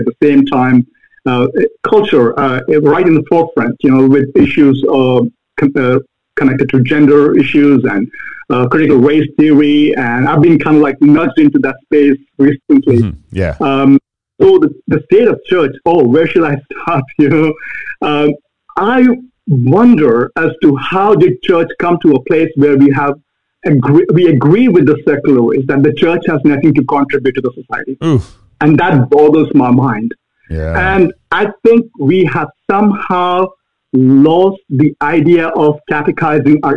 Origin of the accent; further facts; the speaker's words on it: Bhopal, Madhya Pradesh, India; moved away as an adult; now in United States; I grew up in India, central India, a city called Bhopal.